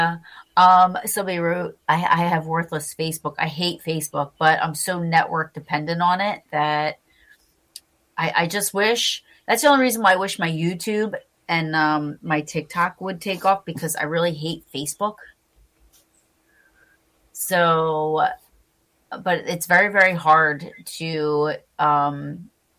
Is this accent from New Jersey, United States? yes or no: yes; New Jersey, United States; I am from New Jersey, sadly.